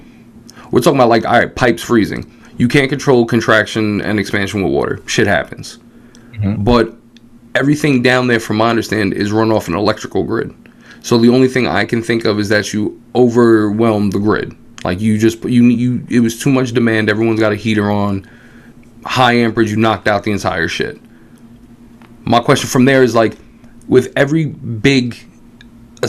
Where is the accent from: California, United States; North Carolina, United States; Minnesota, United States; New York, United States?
New York, United States; New York City; we're West Side Manhattan kids.